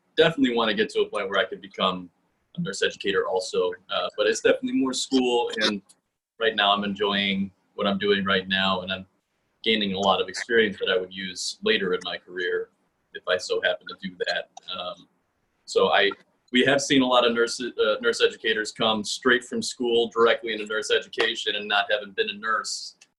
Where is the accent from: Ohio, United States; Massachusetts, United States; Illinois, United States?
Illinois, United States; Oak Park; I was raised in Oak Park